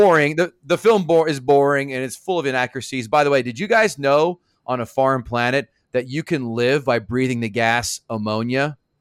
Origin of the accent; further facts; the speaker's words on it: Central New Jersey, United States; I'm from Central Jersey